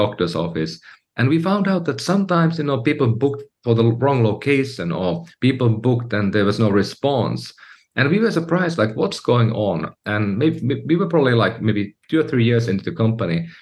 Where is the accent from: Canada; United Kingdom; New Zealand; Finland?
Finland; moved away as an adult; now in United States; I'm from Finland, Europe, and I came to the U.S., you know, a few years earlier